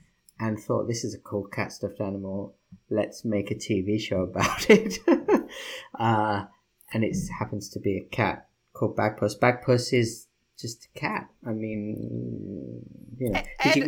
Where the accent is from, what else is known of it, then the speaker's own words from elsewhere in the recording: United Kingdom; as a British person